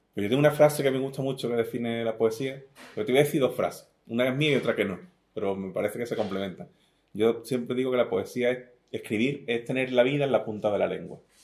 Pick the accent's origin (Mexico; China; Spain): Spain; Algeciras, Andalusia; also born or lived in Venezuela / La Línea de la Concepción; me crié en el Saladillo, me he vivido toda la vida en, el Saladillo